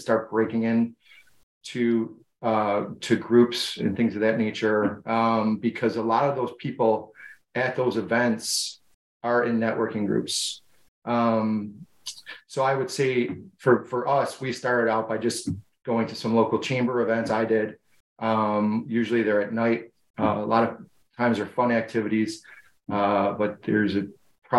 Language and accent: English; Buffalo, New York, United States; I'm from Buffalo, New York